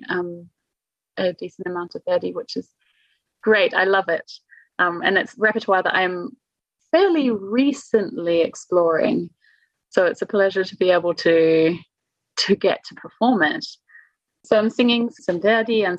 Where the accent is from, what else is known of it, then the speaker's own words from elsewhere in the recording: New Zealand; moved away as an adult; now in Munich, Germany; I'm from New Zealand